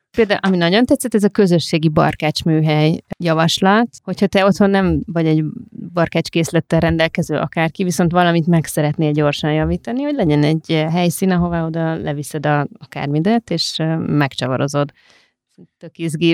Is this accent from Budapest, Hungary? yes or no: yes; Budapest, Hungary; mi Budapestek